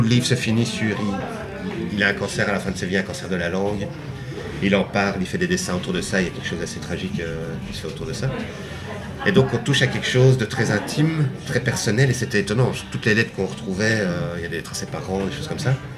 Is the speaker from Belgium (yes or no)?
yes; Belgium; en tant que Belge